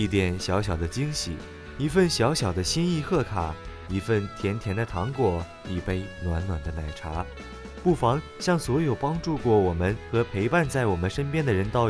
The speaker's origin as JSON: {"language": "Chinese", "country": "China", "said": "在我们中国人的观念里啊，父爱如山，母爱似水。"}